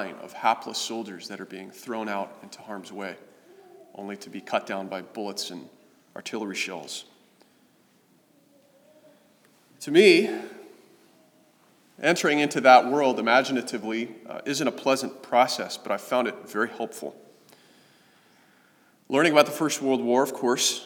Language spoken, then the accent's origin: English; Kansas City, Missouri, United States; I grew up in Kansas City